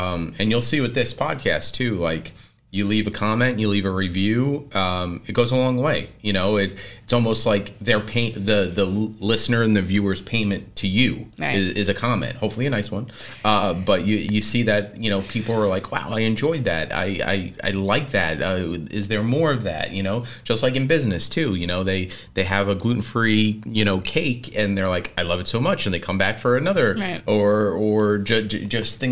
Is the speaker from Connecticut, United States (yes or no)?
no; New York City, New York, United States; moved away as an adult; now in Westfield, United States; I grew up with the Lou's brother in Staten Island